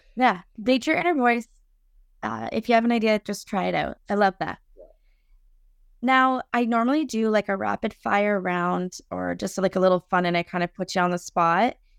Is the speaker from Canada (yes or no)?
yes; Lion's Head, Ontario, Canada; I'm from Lionshead